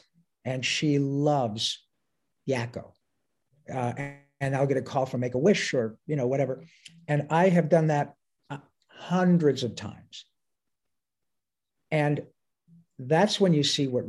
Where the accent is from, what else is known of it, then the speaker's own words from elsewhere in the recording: Detroit, Michigan, United States; moved away; my hometown